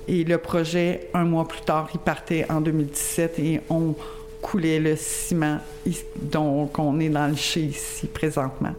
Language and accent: French; Longueuil, Quebec, Canada; now in Lac-Mégantic area, Canada; je viens pas d'ici. Euh, je viens de la région de Longueuil